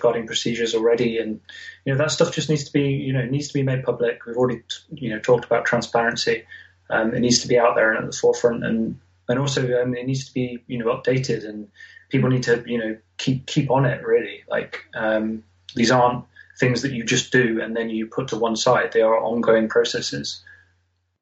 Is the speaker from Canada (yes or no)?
no; Nottingham, East Midlands, United Kingdom; I'm from Nottingham. I live in Nottingham